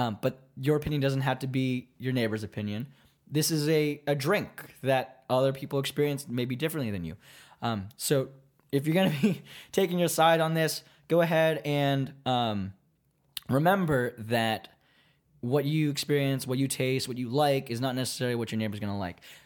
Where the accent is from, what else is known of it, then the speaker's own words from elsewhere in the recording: Virginia, United States; now in Baltimore, United States; we're both from Virginia